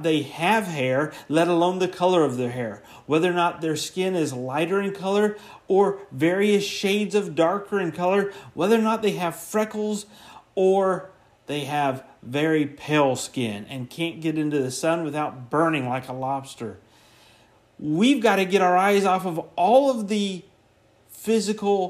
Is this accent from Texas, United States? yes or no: no; Central Florida, United States; I grew up in Central Florida